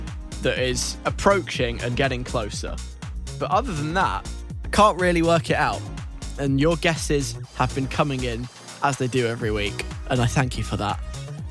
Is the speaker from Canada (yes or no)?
no; London, United Kingdom; I grew up in Northwest London